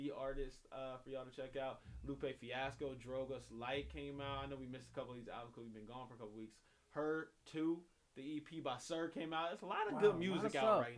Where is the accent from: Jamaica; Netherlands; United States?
United States; Inglewood, California; Inglewood, my hometown